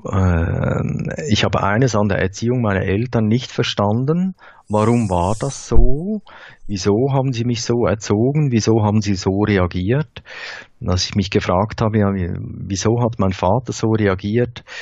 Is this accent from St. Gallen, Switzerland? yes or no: yes; Thal, St. Gallen, Switzerland; Wir kommen aus Tal, das ist die, die Ecke, die äh, Nordostecke der Schweiz, wo der Rhein in den Bodensee mündet